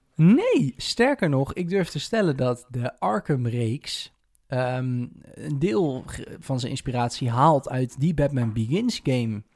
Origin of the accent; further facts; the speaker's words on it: Netherlands; zijn we toch altijd wel een beetje trots als Nederlanders